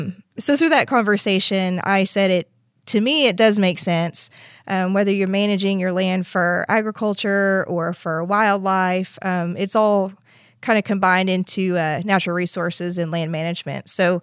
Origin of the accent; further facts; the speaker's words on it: Skiatook, Oklahoma, United States; A little bit about my background is I grew up in Skytook. I graduated from Skytook and went to Oklahoma State University